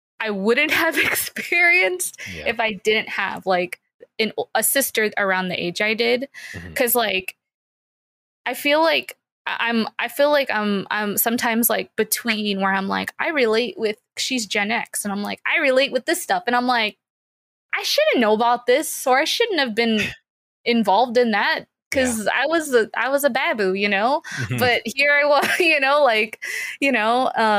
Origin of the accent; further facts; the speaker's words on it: San Diego, California, United States; I grew up in San Diego. I was born and raised in San Diego